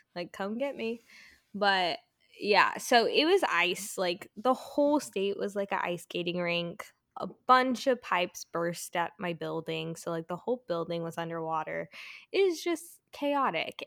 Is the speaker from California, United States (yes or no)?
yes; California, United States; moved away; also born or lived in Colorado; I'm from California